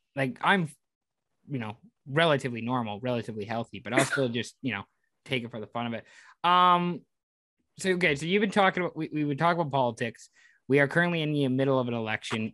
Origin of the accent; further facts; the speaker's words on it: Canada; in Canada, like you know, being Canadian means like celebrating your culture, like where you came from